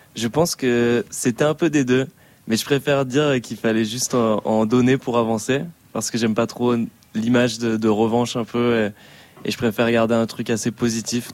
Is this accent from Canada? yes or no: no; Rion-des-Landes, Nouvelle-Aquitaine, France; also born or lived in Dax; je suis né à Dax, dans le sud-ouest de la France, et j'ai grandi à Rion-des-Landes, un petit village euh, dans les Landes